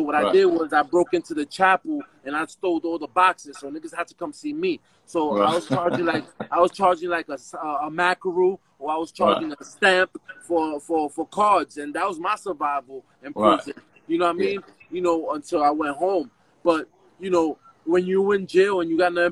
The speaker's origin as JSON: {"language": "English", "town": "New York City", "region": "New York", "country": "United States", "also_born_or_lived": "Bronx", "said": "I'm originally from Spanish Harlem."}